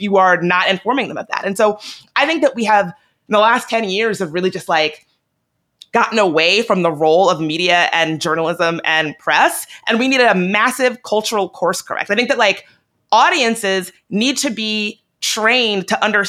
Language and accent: English; Virginia, United States; I'm from Virginia